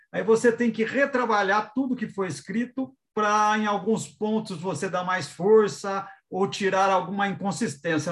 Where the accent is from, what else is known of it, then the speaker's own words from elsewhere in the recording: Águas da Prata, São Paulo, Brazil; now in São Paulo, Brazil; eu moro em São Paulo, mas sou de lá